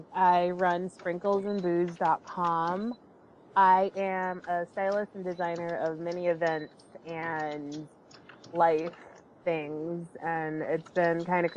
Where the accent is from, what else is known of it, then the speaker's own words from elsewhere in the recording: Connecticut, United States; I am from Connecticut.